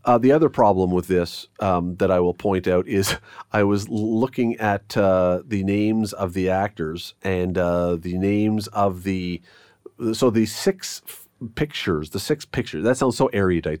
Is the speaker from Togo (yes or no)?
no; Toronto, Ontario, Canada; now in Hamilton, Canada; I grew up in Toronto once, uh, many, many, many, many years back